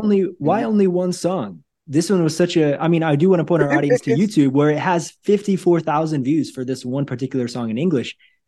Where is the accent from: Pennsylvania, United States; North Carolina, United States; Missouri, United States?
Missouri, United States; Northwest; moved away as an adult; also born or lived in Brazil / Hawaii / Asia; I grew up in Northwest Missouri. And so in the winter, it was snowing. But since I've been living in Brazil and Hawaii and Asia as well, Christmas time looks a little bit different.